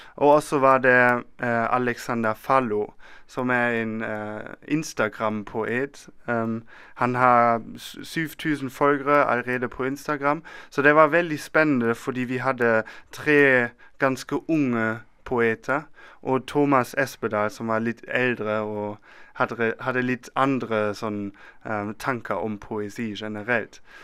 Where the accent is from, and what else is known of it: Germany; Norwegian is a second language; now in Bergen, Norway